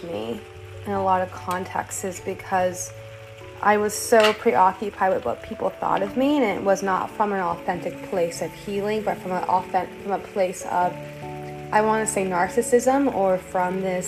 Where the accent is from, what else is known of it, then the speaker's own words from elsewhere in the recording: Austin, Texas, United States; I grew up in Austin, Texas